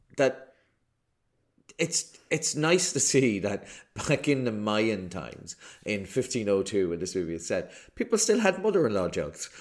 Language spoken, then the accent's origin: English; Ireland; an Irish person